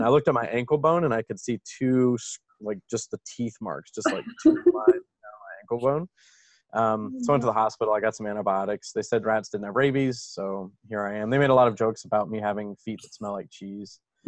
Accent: the South, United States; also born or lived in Venezuela; But the long and the short of it is I grew up in the southern United States, moved around a ton, and ended up in Ven

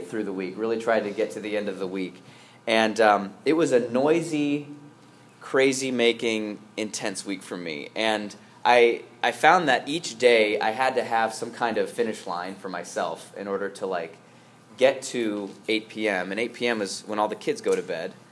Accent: United States; I'm an American

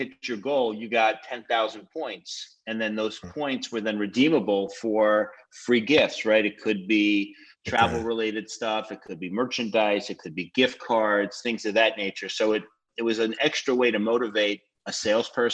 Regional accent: Rockland County, New York, United States; I'm originally from Rockland County, so a little bit outside New York, and lived there through college

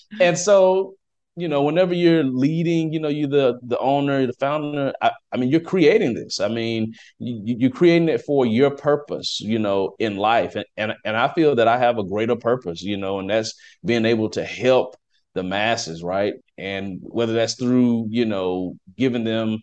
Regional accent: Athens, Alabama, United States; moved away as an adult; also born or lived in Washington, D.C.; now in Dallas, United States; I am from Athens, Alabama. Okay. It's a small little town.

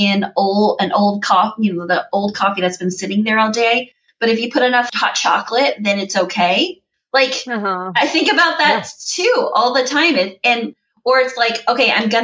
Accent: Midwest, United States; growing up in the Midwest

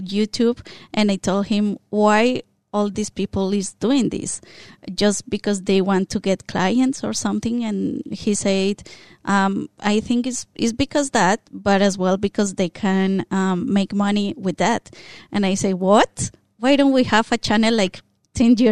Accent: Colombia; first language Spanish; English is a second language; moved away as an adult; now in Australia; we're from Colombia, so we speak Spanish. And then as we are here in Australia and we learn more of the language

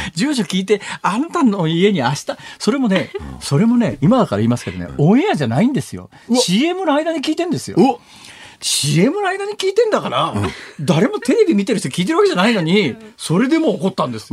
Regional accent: Saitama, Japan; 私は埼玉県だから

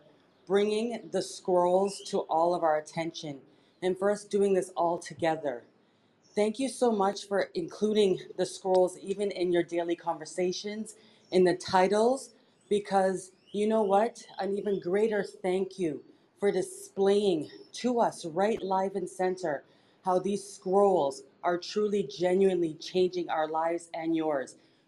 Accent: Toronto, Ontario, Canada; now in Panama; coming to you live from, well, I'm in Panama, but I'm from Toronto, Canada.

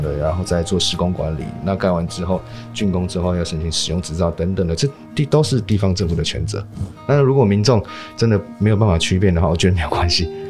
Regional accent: Miaoli County, Taiwan; 这个事情其实发生在我的家乡，就是苗栗啊

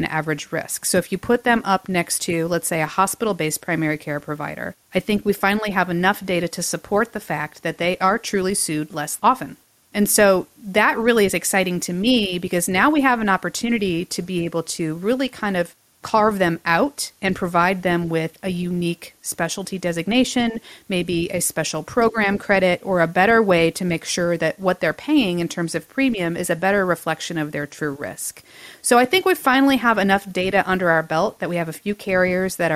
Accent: Fort Wayne, Indiana, United States; my hometown of Fort Wayne, Indiana

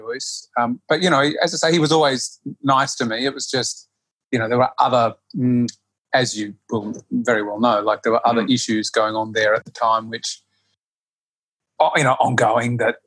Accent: Australia; accent: Australian; moved away; my bad Australian accent

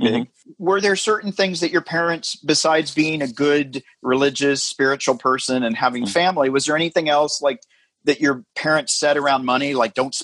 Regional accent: the South, United States; I grew up in the South

